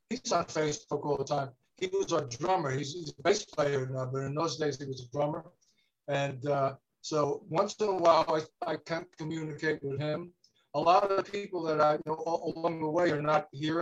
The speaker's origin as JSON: {"language": "English", "town": "New York City", "region": "New York", "country": "United States", "tie": "born or raised there", "also_born_or_lived": "Kew Gardens, Queens", "said": "I grew up in Kew Gardens, and then I moved from Kew Gardens to the Bayside in 62."}